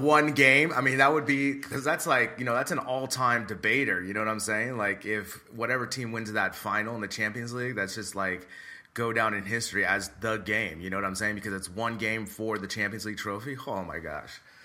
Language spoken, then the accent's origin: English; United States; now in Madrid, Spain; I'm the American cousin for my friend's family